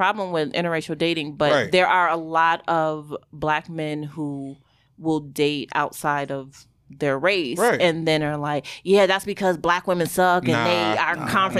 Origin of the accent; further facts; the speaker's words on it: Buffalo, New York, United States; I am from Buffalo where the Bills